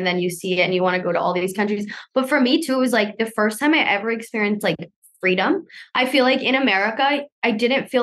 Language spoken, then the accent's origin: English; South Florida, United States; moved away as an adult; also born or lived in Cali, Colombia; now in Bali, Indonesia; I moved over to the US to live in Florida, South Florida, for some time of my life as I grew up